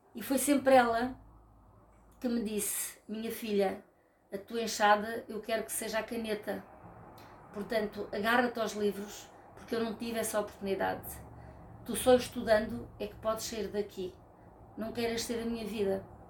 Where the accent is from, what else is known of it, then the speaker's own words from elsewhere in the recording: Rio de Mel, Centro, Portugal; moved away; also born or lived in Lisbon / Porto; sou de Rio de Mel, porque foi lá que eu fui feita e foi lá que eu nasci